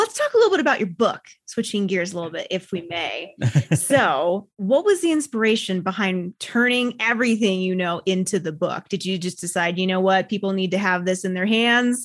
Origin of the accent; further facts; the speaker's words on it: United States; I'm an American, I'm a woman, I'm a business owner.